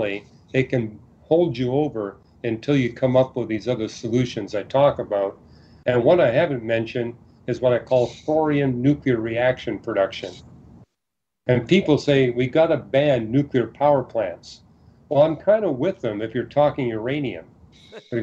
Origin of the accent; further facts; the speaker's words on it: Canada; I was born and raised in Canada